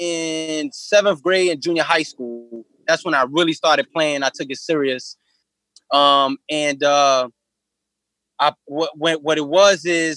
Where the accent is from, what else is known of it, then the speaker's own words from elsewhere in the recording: New York City, New York, United States; I grew up in Coney Island, and I lived in Coney Island as a kid